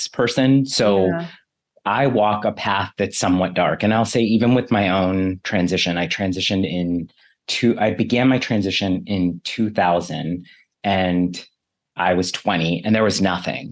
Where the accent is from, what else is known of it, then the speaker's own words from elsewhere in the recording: Bay Area, California, United States; I grew up in the Bay Area